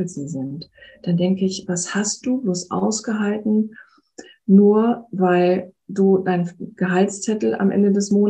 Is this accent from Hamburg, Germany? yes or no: yes; Hamburg, Germany; moved away; ich bin ja auch aus Hamburg, aus meiner Heimatstadt weggegangen, die ich ja nach wie vor sehr schätze und sie liebe.